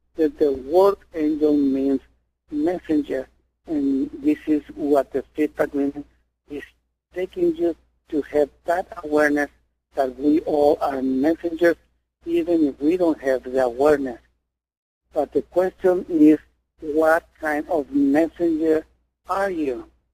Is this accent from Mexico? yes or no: yes; Mexico; I was born in Mexico.